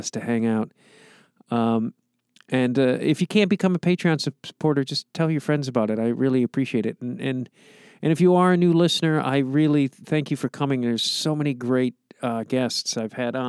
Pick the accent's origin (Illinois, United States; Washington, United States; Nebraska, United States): Illinois, United States; Streamwood; I'm from Streamwood